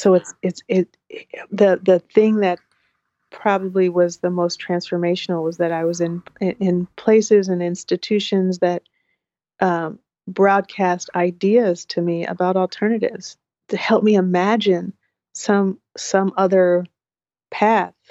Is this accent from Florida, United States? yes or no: no; Portland, Oregon, United States; I grew up in Northeast Portland and North Portland.